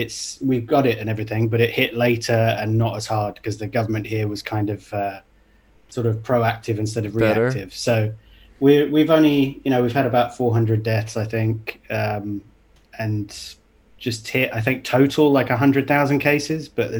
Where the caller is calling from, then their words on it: Dubai, United Arab Emirates; I'm in Dubai in the UAE.